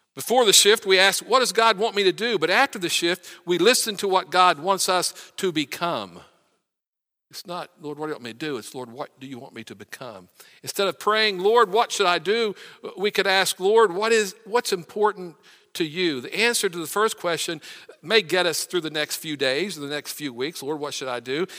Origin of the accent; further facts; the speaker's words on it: West Virginia, United States; I'm from West Virginia